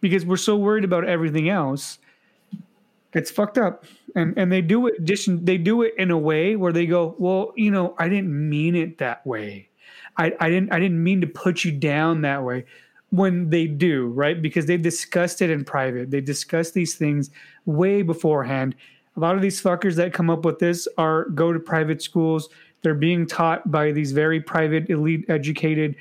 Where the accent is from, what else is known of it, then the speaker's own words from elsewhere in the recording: United States; I'm an American